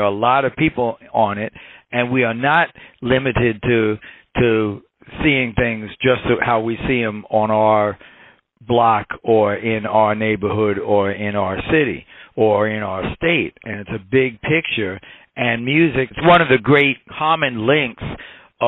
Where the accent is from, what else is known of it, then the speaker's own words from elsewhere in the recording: New York City, New York, United States; I grew up in New York